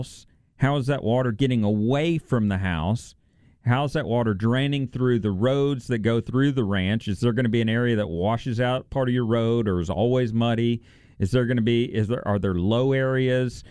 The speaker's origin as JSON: {"language": "English", "town": "La Grange", "region": "Texas", "country": "United States", "tie": "born or raised there", "said": "My hometown"}